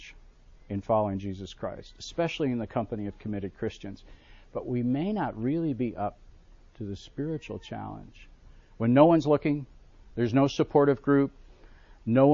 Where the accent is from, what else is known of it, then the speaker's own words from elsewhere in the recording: Buffalo, New York, United States; I grew up in Buffalo, New York